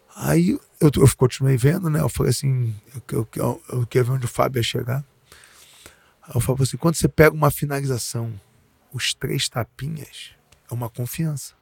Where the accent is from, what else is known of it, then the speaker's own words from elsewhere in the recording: Rio de Janeiro, Brazil; eu sou nascido e criado no Leblon